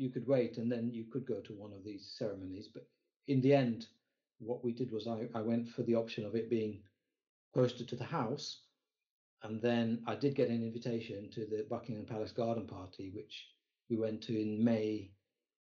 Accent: Kenya; moved away; I grew up in Kenya

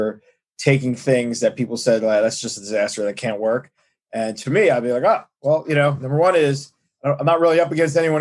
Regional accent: New York City, New York, United States; I grew up in Brooklyn. I grew up in Brooklyn in Flatbush

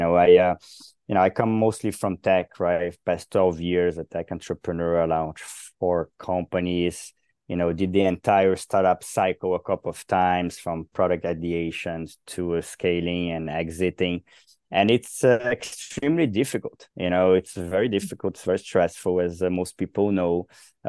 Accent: Brazil; born there; You know, I come from Brazil. I was born and raised, no, I was raised in multiple countries, but I was born in Brazil

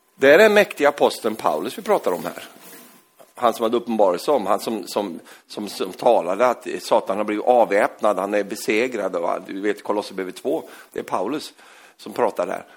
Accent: Norrland, Sweden; moved away; jag är ju egentligen från Norrland, uppe i Norrland

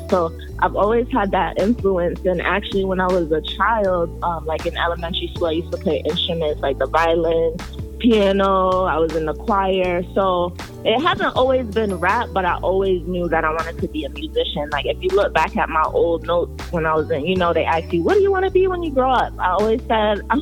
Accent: Jamaica; now in Hartford, United States; I'm Jamaican, if you can't tell, but... My family, they moved from Jamaica to Hartford about like 30-some years ago.

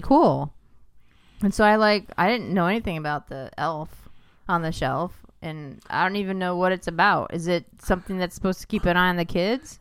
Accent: New York, United States; I grew up in New York

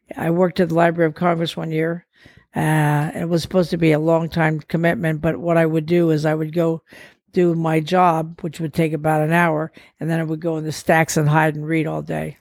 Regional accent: Portugal; moved away; I grew up in Portugal, I go back to see the few relatives that are still alive

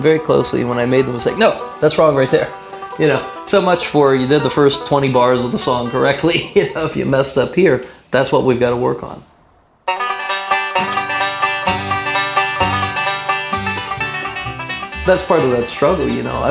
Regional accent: Maryland, United States; we're from Maryland

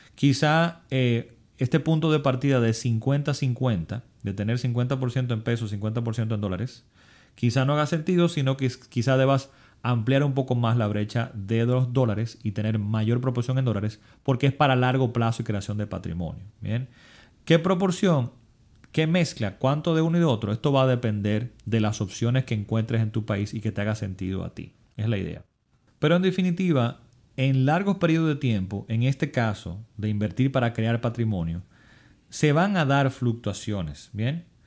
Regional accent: Dominican Republic; mi país, en República Dominicana

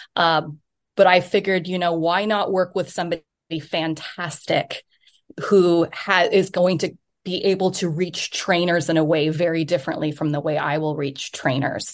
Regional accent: United States; moved away; also born or lived in New York City, United States; I'm from the United States, but I'm also an E U dual citizen

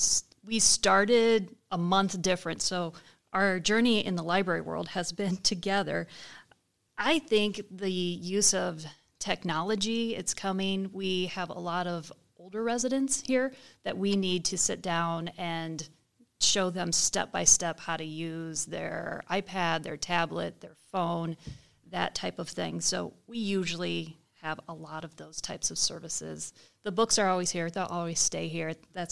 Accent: Cordova, United States; So I grew up in Cordova. I grew up across the street from the library, so that was my happy place all growing up.

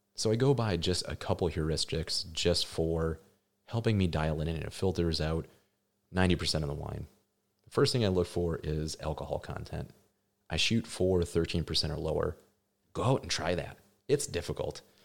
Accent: Midwest, United States; Gary and I, we're from the Midwest

